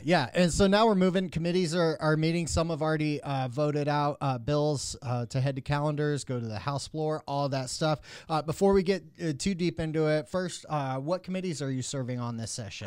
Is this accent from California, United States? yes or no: no; Mesquite, Texas, United States; also born or lived in Houston, Texas; I grew up in Mesquite